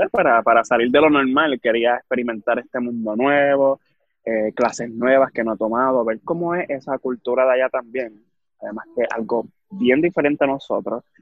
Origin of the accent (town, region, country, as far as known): Manatí, Puerto Rico